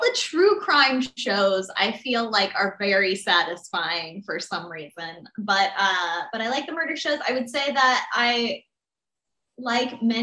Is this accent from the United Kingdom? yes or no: no; Florida, United States; now in Los Angeles, United States; I grew up in Florida.